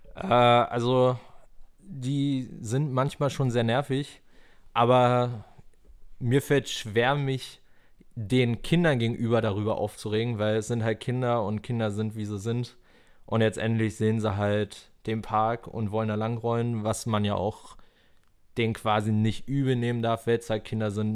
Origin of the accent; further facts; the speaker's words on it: Falkensee, Brandenburg, Germany; ich komme halt aus dem Rand Berlin, ne? Falkensee